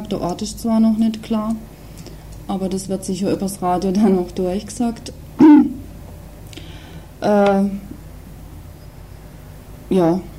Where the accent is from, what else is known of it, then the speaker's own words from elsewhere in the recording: West Germany, Germany; hier als ähm, Westdeutsche oder Westdeutscher, welche Rolle wir hier auch spielen in diesem Spiel